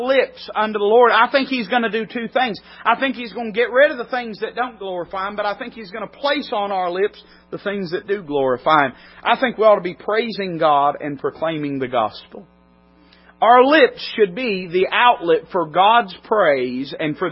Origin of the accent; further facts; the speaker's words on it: United States; I'm an American citizen, proudly so.